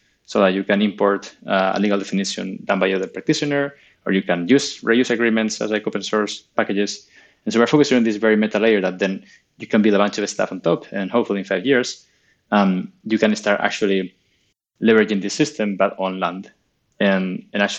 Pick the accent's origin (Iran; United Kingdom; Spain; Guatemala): Spain; I'm from Spain